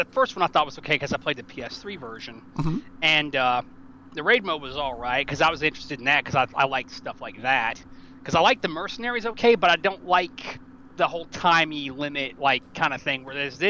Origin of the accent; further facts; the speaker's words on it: Tennessee, United States; I'm from Tennessee, actually.